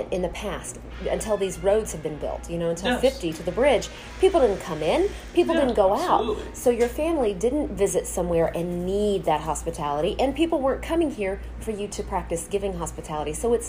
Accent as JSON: {"language": "English", "region": "Texas", "country": "United States", "said": "I came from the Deep South where hospitality is gold, right? Texas, you got to think about how Texas was settled."}